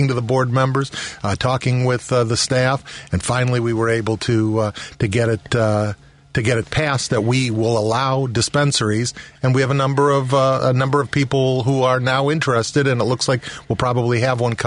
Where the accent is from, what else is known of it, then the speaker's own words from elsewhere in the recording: Carol Stream, Illinois, United States; I grew up in Carroll Stream